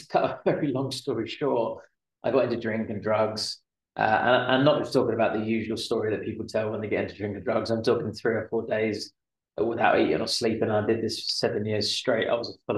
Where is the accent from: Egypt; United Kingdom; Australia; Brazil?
United Kingdom; London; I'm from London originally, just outside of London anyway.